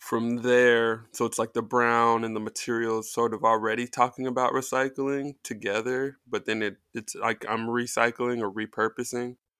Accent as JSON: {"language": "English", "town": "Colorado Springs", "region": "Colorado", "country": "United States", "tie": "born or raised there", "also_born_or_lived": "Kansas / Nebraska", "moved": "as an adult", "lives_now": "Brooklyn, United States", "said": "I'm pretty much from Colorado Springs."}